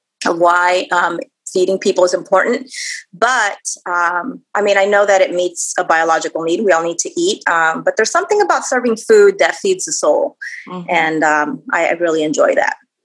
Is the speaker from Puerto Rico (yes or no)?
yes; Puerto Rico; also born or lived in United States; I was born in the States, but grew up in Puerto Rico the second half of my life. So I'm definitely Puerto Rican is what I say